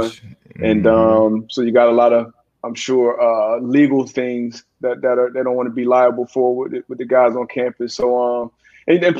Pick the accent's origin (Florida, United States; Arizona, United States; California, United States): Florida, United States; South; I'm from South Florida